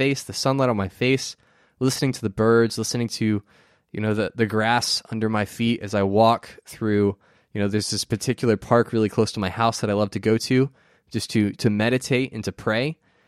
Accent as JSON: {"language": "English", "region": "Florida", "country": "United States", "tie": "born or raised there", "said": "I grew up in Central Florida, which we get a lot of hurricanes."}